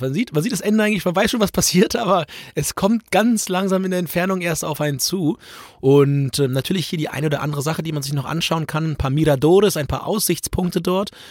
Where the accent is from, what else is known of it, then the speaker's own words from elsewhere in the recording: Germany; dass du als Deutscher überall hingehst, dich als Deutscher zu erkennen gibst